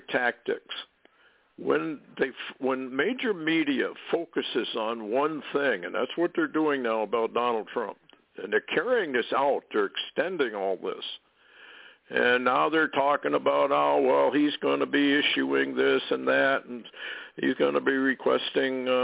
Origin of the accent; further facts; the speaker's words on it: Vermont, United States; when I was a little kid growing up in Vermont